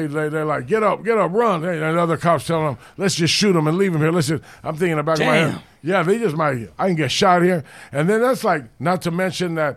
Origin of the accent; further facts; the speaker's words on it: Los Angeles, California, United States; I grew up in the Hollywood area, the Rampart area